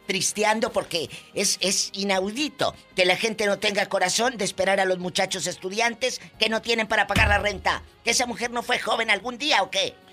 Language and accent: Spanish; Matamoros, Tamaulipas, Mexico; mi tierra, en mi Matamoros querido